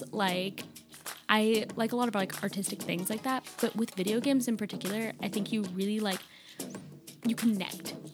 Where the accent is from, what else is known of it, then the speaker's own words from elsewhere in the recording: Virginia, United States; now in Seattle, United States; I grew up in Virginia